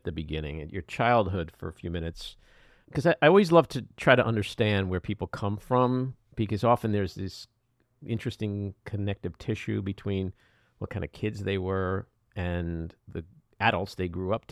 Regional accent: New York City, New York, United States; I was from Far Rockaway

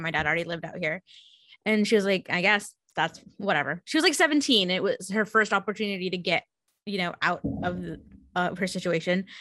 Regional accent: San Jose, California, United States; I grew up in San Jose

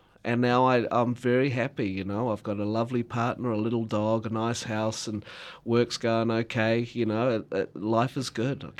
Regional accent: Gore, Southland, New Zealand; And I'm like, here I am on stage in front of my hometown with thousands of people watching over a weekend, and they all love seeing me, and they're very proud.

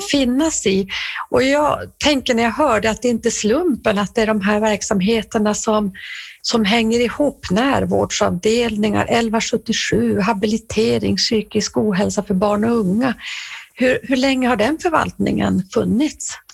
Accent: Norrbotten County, Sweden; jag kommer ju från Norrbotten

